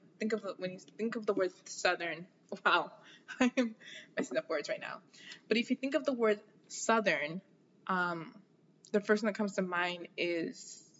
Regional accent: Jamaica; now in United States; gonna go with Jamaica because I already know.

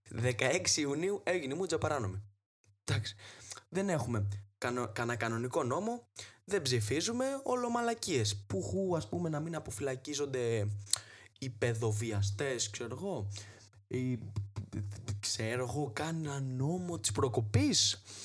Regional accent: Trikala, Thessaly, Greece; η πατρίδα μου τα τρίκαλα

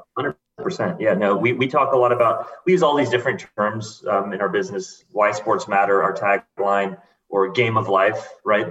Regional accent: Houston, Texas, United States; I grew up in Houston

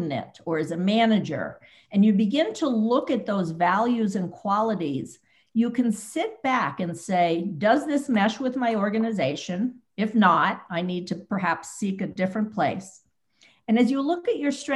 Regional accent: New York City, New York, United States; moved away as an adult; also born or lived in Boston / Bay Area; now in Silicon Valley, United States; I grew up in New York City

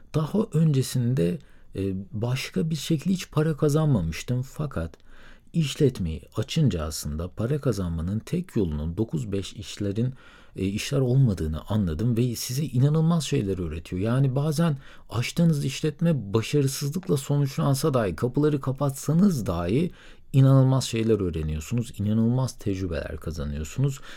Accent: Söke, Aydın, Turkey; moved away; also born or lived in Istanbul / Middle East; 1990 yılında Aydın'ın Sök ilçesinde doğdum

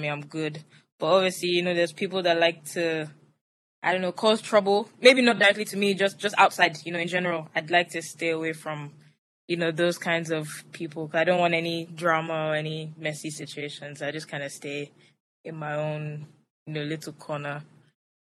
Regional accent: Lagos, Nigeria; also born or lived in Atlanta; I grew up in Lagos, Nigeria. I went to school here, primary through secondary education

